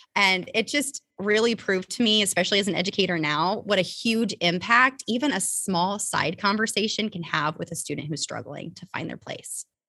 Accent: Topeka, Indiana, United States; I grew up in a very, very small town called Topeka, Indiana.

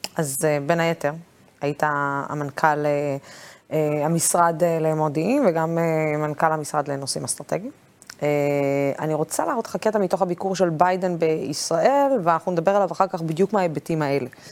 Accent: Dimona, Southern District, Israel; ואני לא קיבוצניקית, אני דימונאית

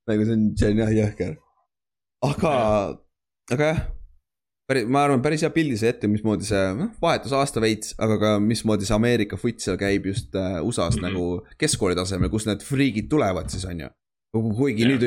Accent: Estonia; mu vana-vanaema oli rootslane või midagi, sest ma olen, ma olen eestlane

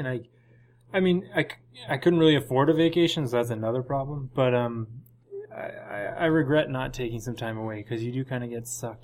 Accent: Toronto, Ontario, Canada; now in Vancouver, Canada; I'm not from Vancouver, but I'm from Toronto. So once a year I fly home to Toronto just to see my parents

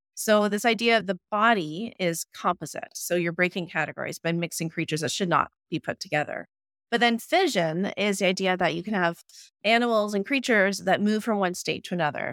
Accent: Ottawa, Ontario, Canada; moved away as an adult; now in Manitoba, Canada; I'm originally from Ottawa, Ontario, so I had to make the trek out here to Manitoba

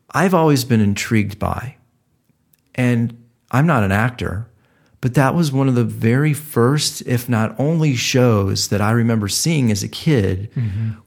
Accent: Louisiana, United States; moved away as an adult; also born or lived in New York; I'm from Louisiana.

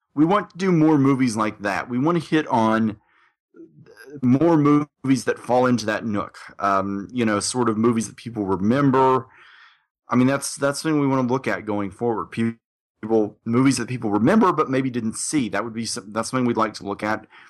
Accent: Little Rock, Arkansas, United States; my hometown

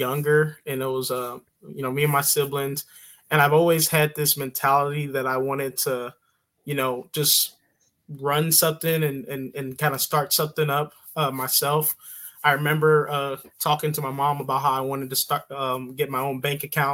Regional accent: St. Louis, Missouri, United States; moved away as an adult; also born or lived in St. Charles, Missouri; now in Troy, Illinois, United States; I grew up in St. Louis, Missouri, born and raised, mostly in North County, and then later on moved out to, the St. Charles, Missouri area.

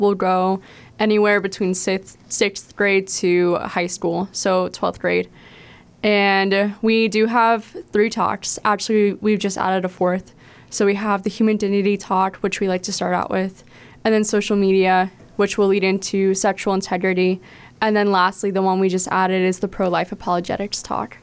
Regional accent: Baton Rouge, Louisiana, United States; also born or lived in Steubenville, Ohio; now in Cleveland, United States; I am originally from Baton Rouge, Louisiana

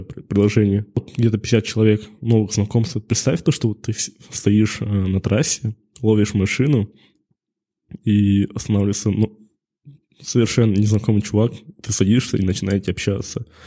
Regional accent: Karaganda, Karaganda Region, Kazakhstan; moved away as an adult; also born or lived in Maikuduk, Karaganda; now in Almaty, Kazakhstan; родом из города Караганда

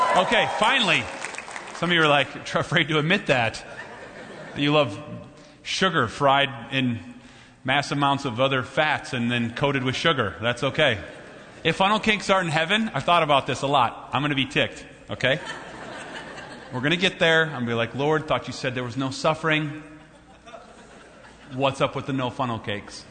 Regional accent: Minnesota, United States; I'm from Minnesota

